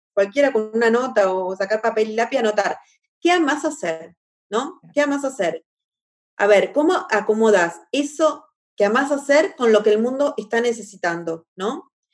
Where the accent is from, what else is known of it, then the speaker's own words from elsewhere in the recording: La Plata, Buenos Aires Province, Argentina; moved away as an adult; now in Rio de Janeiro, Brazil; Soy argentina, platense, 100% platense, de La Plata